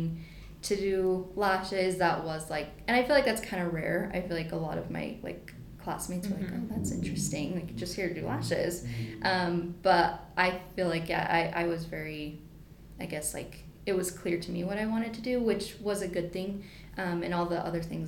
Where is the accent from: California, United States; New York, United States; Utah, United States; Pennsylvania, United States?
Utah, United States; Provo; I grew up in Provo, and I kind of hung around downtown Provo a lot, like in high school and stuff.